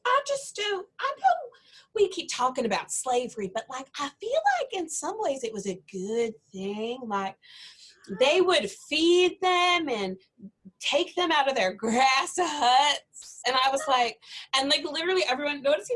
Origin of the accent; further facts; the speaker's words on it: South Carolina, United States; now in Iowa, United States; I'm from South Carolina and I moved to Iowa